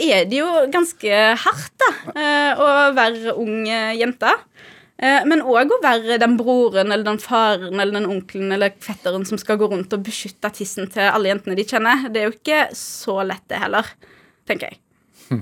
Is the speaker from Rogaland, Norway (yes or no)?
yes; Haugesund, Rogaland, Norway; moved away as an adult; now in Oslo, Norway; jeg vokste jo opp eh, i Haugesund